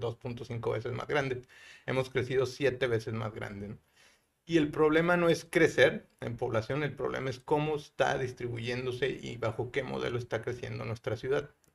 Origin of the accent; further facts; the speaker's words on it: Guadalajara, Jalisco, Mexico; also born or lived in Mexico City / Monterrey; now in San Pedro Garza García, Mexico; yo soy de Guadalajara eh, y me ha tocado vivir y estudiar en, Guadalajara, Ciudad de México y Monterrey.